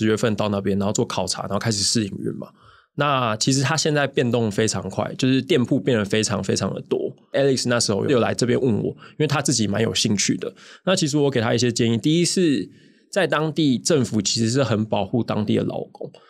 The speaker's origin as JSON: {"language": "Chinese", "town": "Taipei", "country": "Taiwan", "tie": "born or raised there", "moved": "as an adult", "lives_now": "Thailand", "said": "我是在台北生活长大的"}